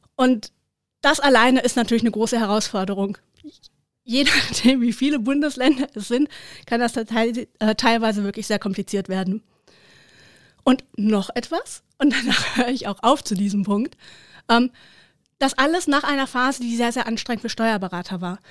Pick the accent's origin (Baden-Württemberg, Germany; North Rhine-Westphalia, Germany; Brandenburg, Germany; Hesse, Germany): North Rhine-Westphalia, Germany; Herten; in meiner Heimatstadt, dem wunderschönen Herten